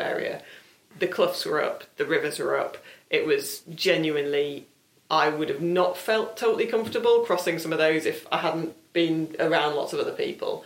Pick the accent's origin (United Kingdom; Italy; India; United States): United Kingdom; South Lakes, North West England; I'm from the South Lakes